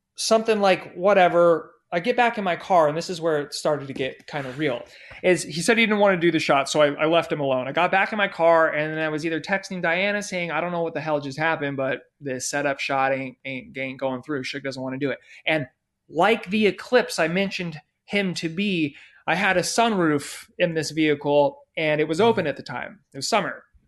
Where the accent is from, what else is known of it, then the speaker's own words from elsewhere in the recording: San Diego, California, United States; my hometown in San Diego